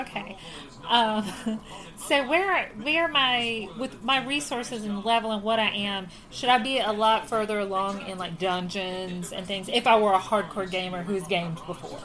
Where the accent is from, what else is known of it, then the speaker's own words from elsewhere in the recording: Virginia, United States; we're from Virginia